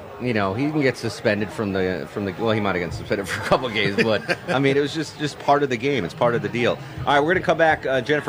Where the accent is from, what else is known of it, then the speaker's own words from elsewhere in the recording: Connecticut, United States; Because I grew up in Connecticut, which was populated mostly by Patriots fans. I was a minority as a Giants fan.